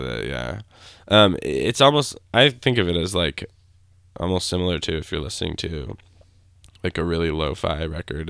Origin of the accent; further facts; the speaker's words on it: Grand Rapids, Michigan, United States; I grew up in Grand Rapids, Michigan.